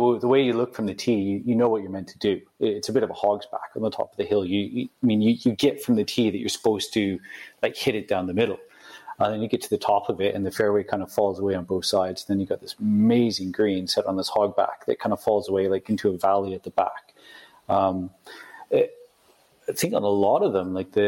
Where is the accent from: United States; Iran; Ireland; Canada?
Canada; moved away as an adult; also born or lived in London, United Kingdom; now in United Kingdom; I'm coming from Canada. So, you know, I grew up, like, you know, buying Golf Digest magazine